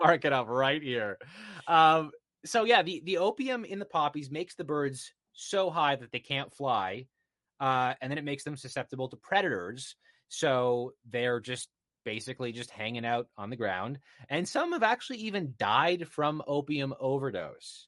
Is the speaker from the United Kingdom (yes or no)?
no; Canada; I'm Canadian